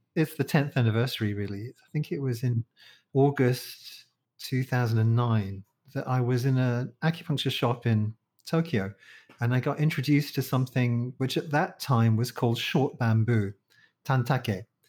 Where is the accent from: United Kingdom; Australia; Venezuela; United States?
United Kingdom; London; moved away as an adult; now in Malaysia; I'm from London, from the Disunited Kingdom